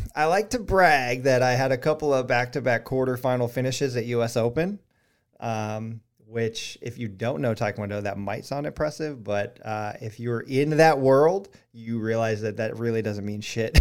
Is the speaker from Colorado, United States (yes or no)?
yes; Colorado Springs, Colorado, United States; now in Charleston, United States; we grew up in Colorado Springs